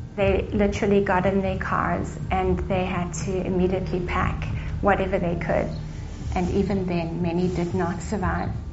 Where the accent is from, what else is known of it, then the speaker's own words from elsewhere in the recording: Cape Town, Western Cape, South Africa; I was born in Cape Town in South Africa to Assemblies of God Pentecostal missionaries that planted churches in southern Africa